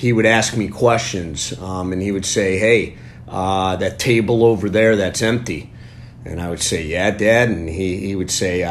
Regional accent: Cleveland, Ohio, United States; I grew up in Cleveland, born and raised, reside here with my family.

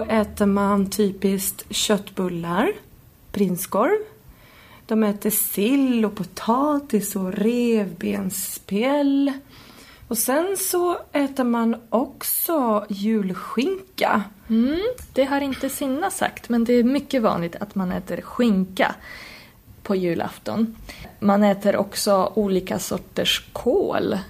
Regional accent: Poland; moved away; jag kommer ju från Polen

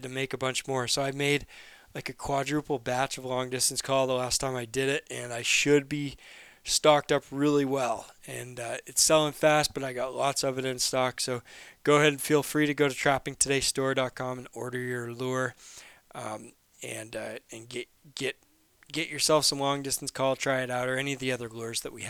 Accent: Maine, United States; I'm from Maine

